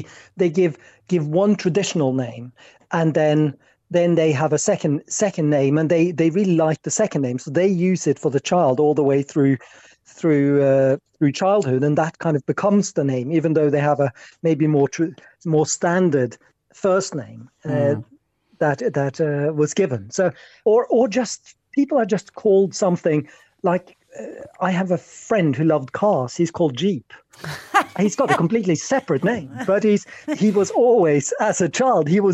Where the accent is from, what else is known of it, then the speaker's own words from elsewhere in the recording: Norway; moved away; I was born in Norway